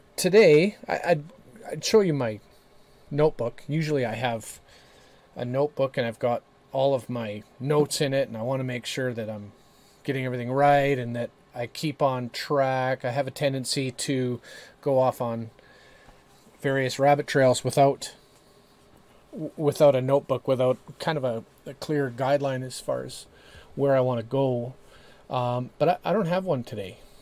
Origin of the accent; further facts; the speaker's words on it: Canada; we in Canada